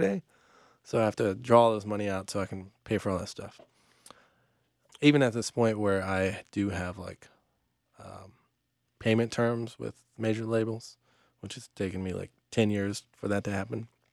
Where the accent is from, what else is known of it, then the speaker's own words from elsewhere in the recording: Atlanta, Georgia, United States; now in Charlotte, United States; I grew up in Atlanta